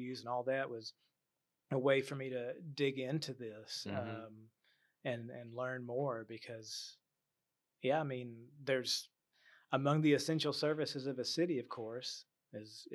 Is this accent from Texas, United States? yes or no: yes; Waco, Texas, United States; I grew up in North Waco. I live in South Waco